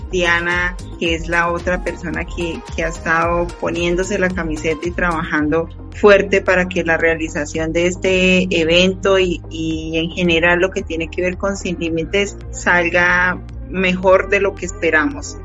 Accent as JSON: {"language": "Spanish", "town": "Bucaramanga", "region": "Santander", "country": "Colombia", "said": "yo soy de Bucaramanga Santander"}